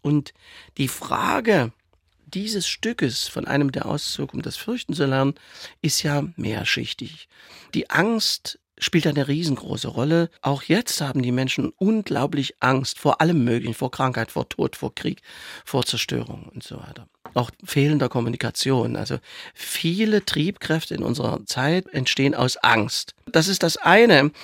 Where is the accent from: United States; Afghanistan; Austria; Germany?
Germany; Saxony; ich als Sachse und Theaterdirektor